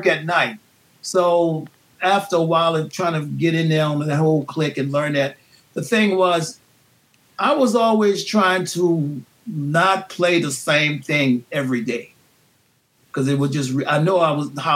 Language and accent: English; New Orleans, Louisiana, United States; growing up in New Orleans